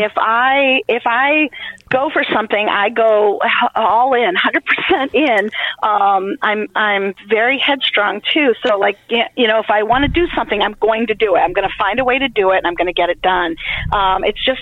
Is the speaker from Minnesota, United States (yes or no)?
no; Columbia County, New York, United States; moved away as an adult; also born or lived in Massachusetts / Iowa; I grew up in Columbia County. I went to Ichabod Crane High School.